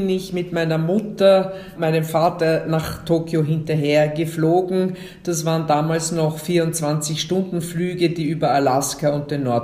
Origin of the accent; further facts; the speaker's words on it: Innsbruck, Tyrol, Austria; born there; also born or lived in Tokyo, Japan / Vienna, Austria; Und nachdem meine Großeltern damals in Tirol gelebt haben, bin ich in Innsbruck geboren, aber ohne dass ich Tiroler Blut in mir trage.